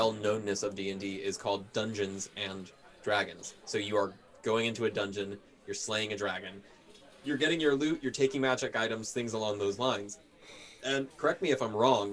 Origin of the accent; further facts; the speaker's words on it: Minocqua, Wisconsin, United States; my hometown of Monaco, Wisconsin, is known for Dr. Kate.